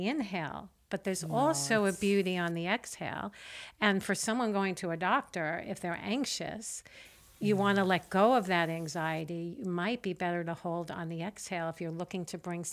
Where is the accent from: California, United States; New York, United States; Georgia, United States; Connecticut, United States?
New York, United States; I'm a New Yorker